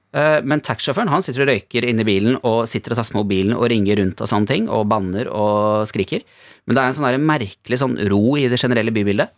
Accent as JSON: {"language": "Norwegian", "country": "Norway", "also_born_or_lived": "Ukraine", "moved": "as an adult", "said": "jeg er nordmann"}